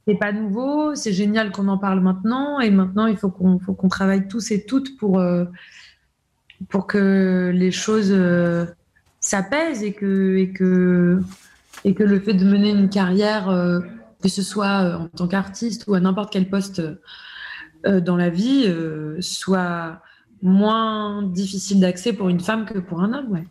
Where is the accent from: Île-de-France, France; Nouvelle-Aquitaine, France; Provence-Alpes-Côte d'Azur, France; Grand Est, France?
Provence-Alpes-Côte d'Azur, France; La Londe-les-Maures; also born or lived in Toulon; je suis née à, Toulon, j'ai grandi à La Londe